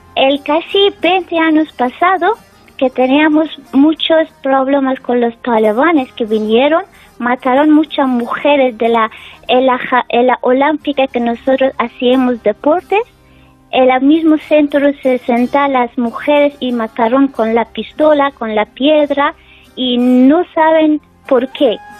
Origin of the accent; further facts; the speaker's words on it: Afghanistan; Spanish is a second language; now in Spain; está mi familia en mi país y estoy aquí